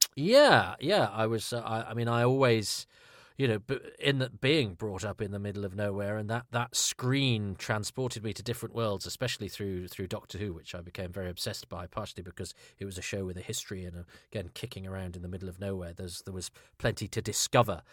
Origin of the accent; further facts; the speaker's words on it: Ludlow, West Midlands, United Kingdom; I, I grew up in Ludlow in Shropshire